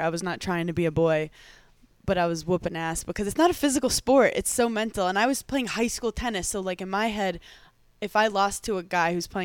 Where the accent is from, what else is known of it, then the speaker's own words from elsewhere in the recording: New York City, New York, United States; also born or lived in Riverdale, Bronx, New York; I grew up in Park Slope, very nice neighborhood